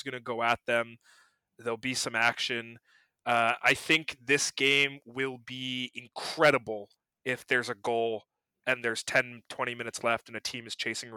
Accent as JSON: {"language": "English", "country": "United States", "said": "I'm American."}